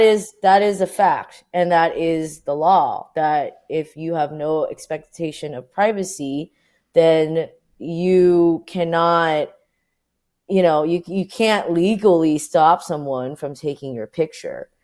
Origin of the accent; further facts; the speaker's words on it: Orange County, California, United States; now in New York, United States; I was born and raised in Orange County, my parents were Vietnamese refugees